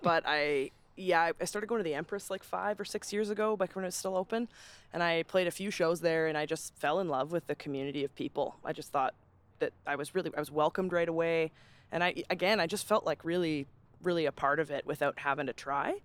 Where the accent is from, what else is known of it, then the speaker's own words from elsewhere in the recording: Calgary, Alberta, Canada; growing up in Calgary